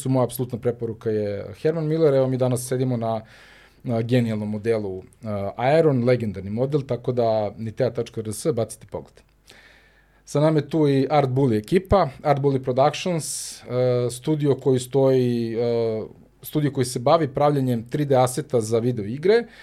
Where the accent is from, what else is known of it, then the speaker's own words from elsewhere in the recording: Serbia; ja mislim da kod nas u Srbiji to je definitivno, ja ne znam da li postoji neko ko ne zna šta je Tetris